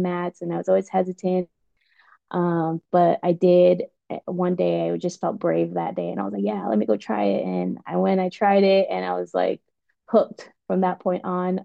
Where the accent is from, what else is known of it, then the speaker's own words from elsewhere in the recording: Guam; moved away as an adult; also born or lived in West Coast, United States / East Coast, United States; now in United States; I was born and raised in Guam, and um, I moved to the States when I was about 18.